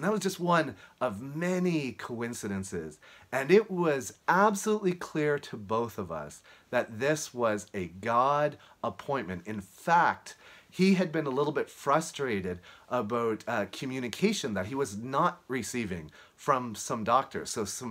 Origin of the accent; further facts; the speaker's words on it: Halifax, Nova Scotia, Canada; now in Fort Worth, United States; I'm speaking to you from Fort Worth, Texas, but I'm originally from Halifax, Nova Scotia.